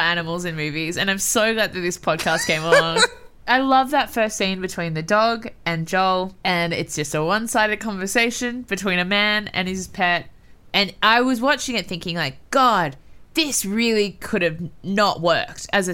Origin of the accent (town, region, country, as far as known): Australia